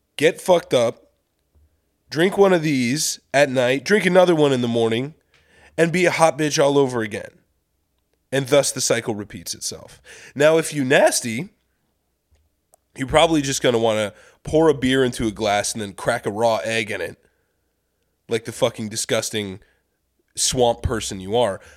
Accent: Kansas City, Missouri, United States; moved away; I grew up in Kansas City

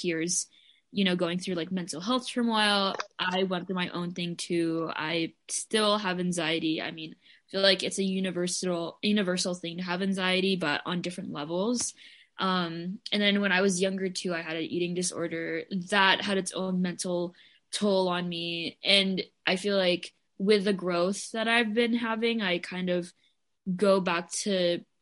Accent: Philippines; moved away; I identify as Filipina, and I primarily grew up in the Philippines. I also grew up in different places, but I did high school there and I was also born there.

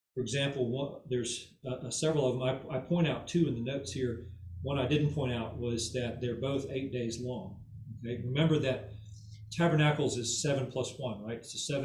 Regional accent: United States; When I was a boy, you know, you're growing up in America

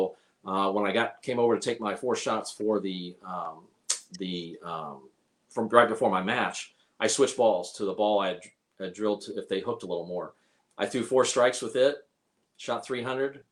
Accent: Indianapolis, Indiana, United States; I was from Indy

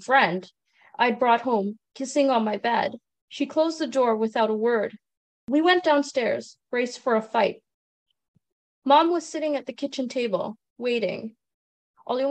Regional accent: Trinidad & Tobago; now in Canada; I'm originally from Trinidad and Tobago. I was born there and I immigrated with my parents to Canada

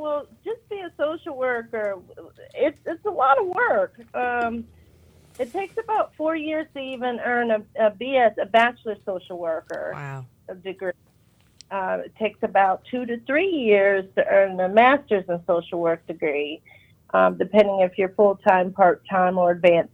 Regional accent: Pennsylvania, United States; moved away; I am originally from Pennsylvania

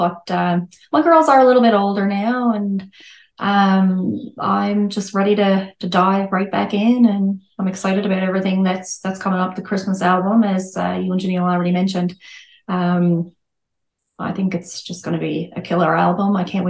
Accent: Bryant's Cove, Newfoundland and Labrador, Canada; I'm from Bryan's Cove. Not even on the map, I don't think. As a lot of people don't know where it is, but it's kind of between Upper Island Cove and Carbonear.

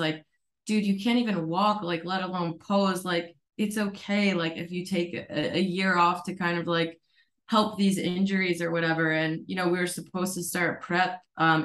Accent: Connecticut, United States; moved away as an adult; also born or lived in Colorado; now in Arizona, United States; I grew up in Connecticut.

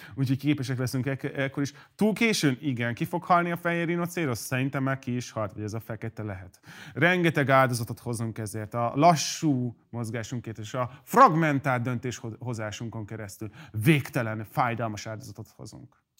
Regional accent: Hungary; magyar vagyok

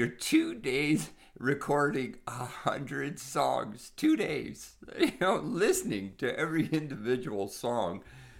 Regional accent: Sault Ste. Marie, Ontario, Canada; you have to understand, I'm an Italian from Sault Ste. Marie too, so some of my musical tastes were related to people

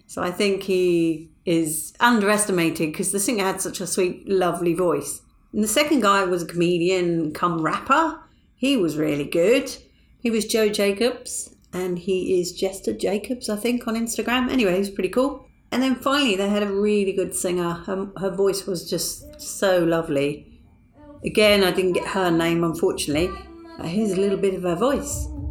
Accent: United Kingdom; I'm British

